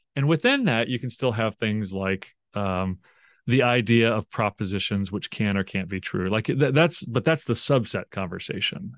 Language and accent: English; Tulsa, Oklahoma, United States; I grew up in Tulsa, Oklahoma